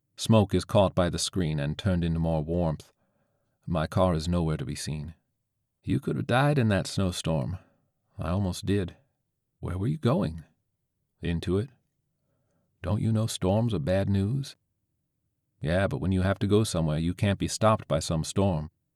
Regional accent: St. Petersburg, Florida, United States; where I grew up in Saint Pete, facing Bayside

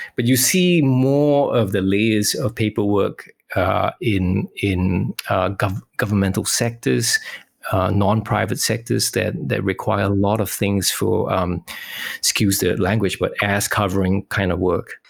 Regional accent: Singapore; now in Western Australia, Australia; I'm originally from Singapore, currently living in Western Australia.

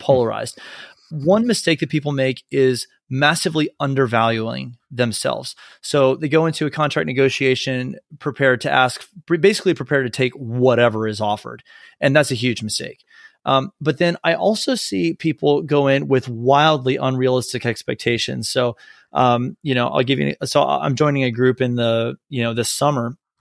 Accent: Texas, United States; also born or lived in North Carolina; I grew up in Texas

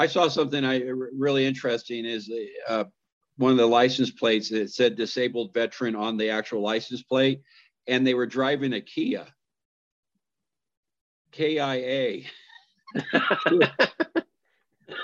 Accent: West Covina, California, United States; where I grew up in West Covina

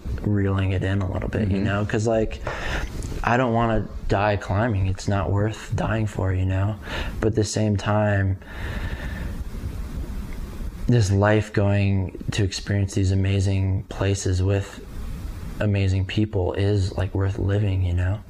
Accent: Aurora, Colorado, United States; I grew up in Aurora

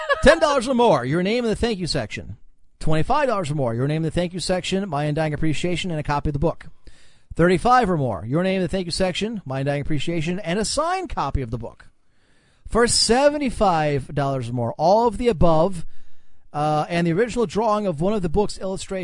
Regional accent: Cleveland, Ohio, United States; When I was growing up in Cleveland, the Browns had the opportunity to make the Super Bowl behind Bernie Kosar.

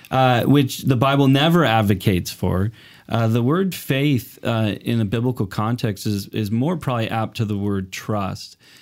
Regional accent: Portland, Oregon, United States; moved away as an adult; also born or lived in Los Angeles, United States; now in Canada; I'm originally from Portland, Oregon, came up here

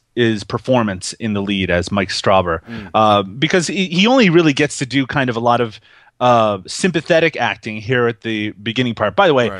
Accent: Canada; I'm Canadian

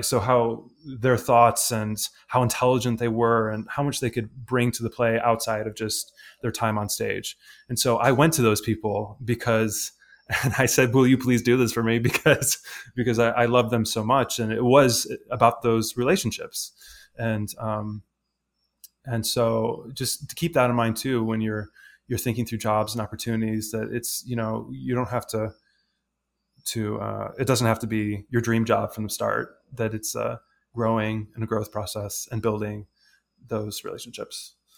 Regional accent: Detroit, Michigan, United States; I'm, I'm from, you know, suburban Detroit

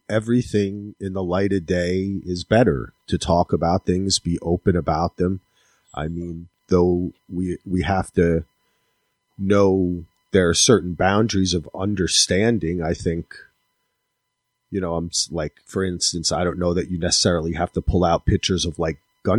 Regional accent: New Jersey, United States; moved away; also born or lived in North Carolina; where we grew up in Jersey

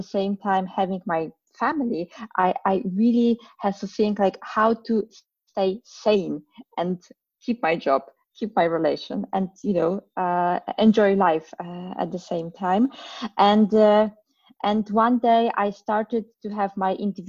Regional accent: Poland; moved away as an adult; now in Berlin, Germany; Originally, I'm from Poland. I was born and raised there

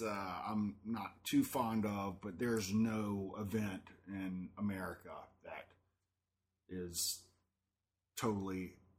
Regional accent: Gulfport, Mississippi, United States; born or raised there

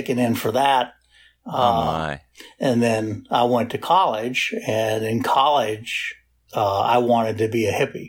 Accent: Pittsburgh, Pennsylvania, United States; also born or lived in Washington, D.C.; I grew up in Pittsburgh, although was born in D.C. and I lived in Pittsburgh.

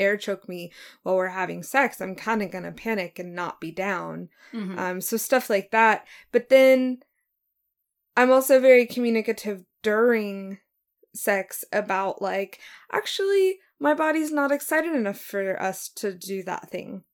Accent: Oklahoma, United States; moved away; also born or lived in Norman, Oklahoma / Pittsburgh, Pennsylvania; I am from Oklahoma. I'm a dual citizen, 14 years in Norman, 15 years in Pittsburgh

